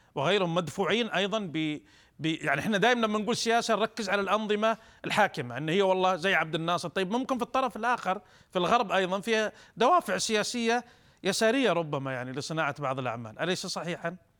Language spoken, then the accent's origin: Arabic; Saudi Arabia; عندنا في السعوديه